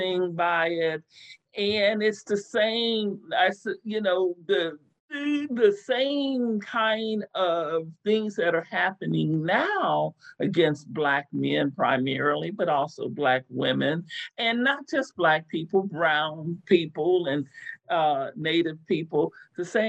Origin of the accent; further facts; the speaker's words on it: Texas, United States; also born or lived in Pennsylvania; my mom died very young, and we moved back from Pennsylvania to Texas